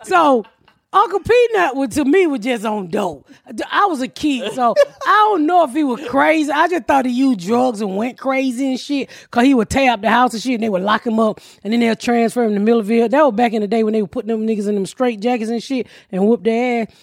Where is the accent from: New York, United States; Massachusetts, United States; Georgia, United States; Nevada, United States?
Georgia, United States; I'm from Georgia